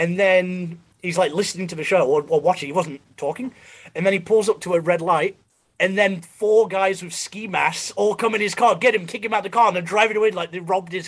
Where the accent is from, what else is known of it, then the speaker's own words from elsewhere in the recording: Montreal, Quebec, Canada; also born or lived in Oakville / British Columbia / England; Well, I grew up in Canada. I grew up in like Montreal. I moved around a bunch. I was in Montreal, I was in Oakville, and I was in BC for a bit. And then I moved back to England for 3 years.